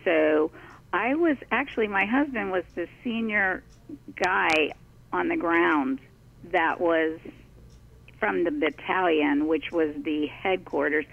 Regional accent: Washington, District of Columbia, United States; when I was growing up in the Washington, D.C. area

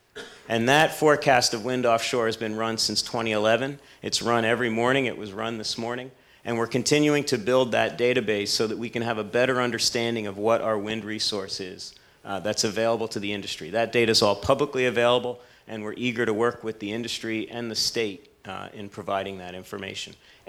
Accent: Jersey Shore, New Jersey, United States; I grew up on the Jersey Shore

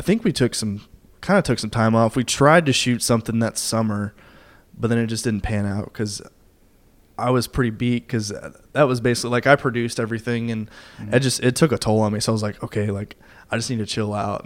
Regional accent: Kentucky, United States; now in Nashville, United States; I'm li- currently living in Nashville right now, but um, I'm actually from Kentucky

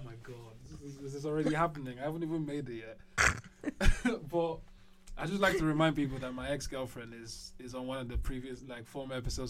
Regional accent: London, United Kingdom; But when I was growing up in London, there was a lot of gang issues and violence.

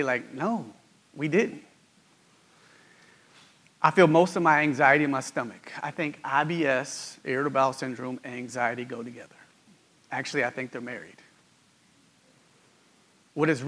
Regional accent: West Virginia Panhandle, United States; My wife, Daria, and I grew up in West Virginia. We were born and raised there in the Panhandle

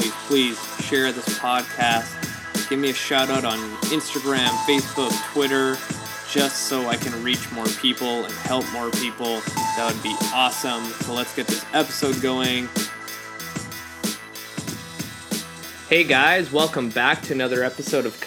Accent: Vancouver, British Columbia, Canada; I'm from Vancouver

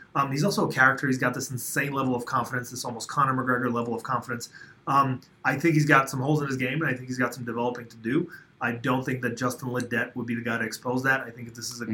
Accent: Uzbekistan; moved away; I was born in in Soviet Uzbekistan

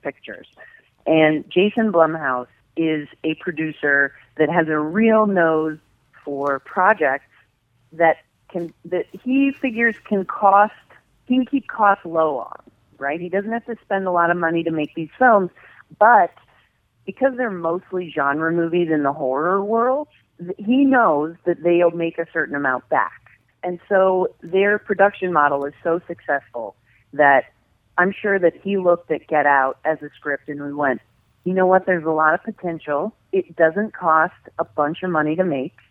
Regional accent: United States; I'm American

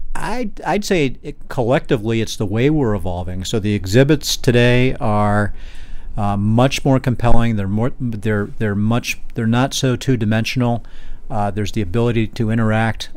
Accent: Boston, Massachusetts, United States; I grew up in Boston

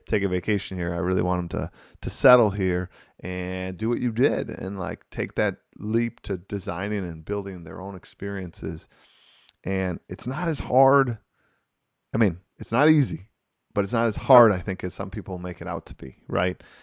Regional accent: Wisconsin, United States; I'm from Wisconsin here

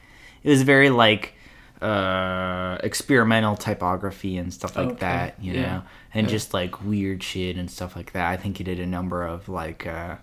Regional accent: Willmar, Minnesota, United States; I'm from Wilmer. I'm from Wilmer, Minnesota.

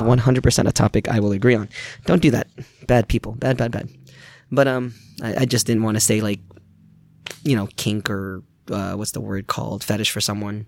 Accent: New York, United States; also born or lived in Philippines; now in Gainesville, United States; growing up in New York

